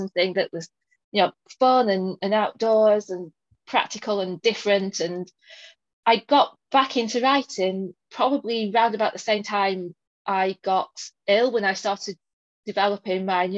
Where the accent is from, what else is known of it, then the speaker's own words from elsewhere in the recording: Burnley, North West England, United Kingdom; accent: northern; now in York, United Kingdom; So I do live in York, but I'm originally from Lancashire. I was born in Burnley, all places. And then went to university in the south for quite a while, which is where, according to all my friends, I lost my accent.